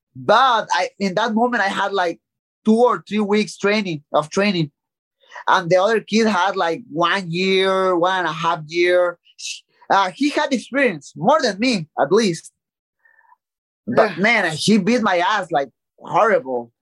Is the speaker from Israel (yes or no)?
no; Tijuana, Baja California, Mexico; English is a second language; from my hometown in Tijuana